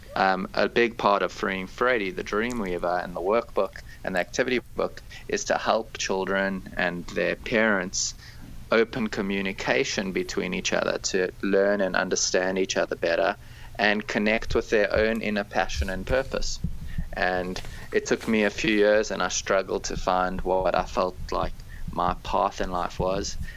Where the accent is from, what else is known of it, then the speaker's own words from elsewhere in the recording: South Africa; moved away; I grew up in South Africa